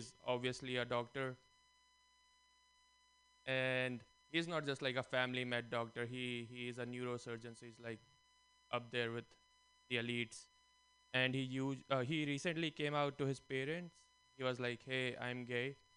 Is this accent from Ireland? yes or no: no; India; now in United States; I'm from India. If my voice and color didn't give that away. And growing up in India